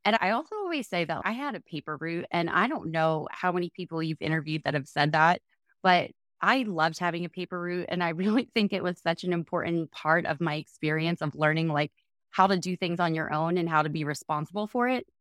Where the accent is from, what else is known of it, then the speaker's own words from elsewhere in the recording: New Jersey, United States; I grew up in South Jersey